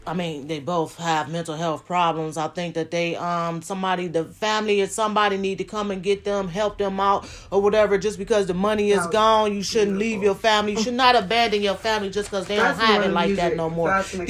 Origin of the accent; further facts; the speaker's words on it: Cleveland, Ohio, United States; I'm from the west side of Cleveland, Ohio.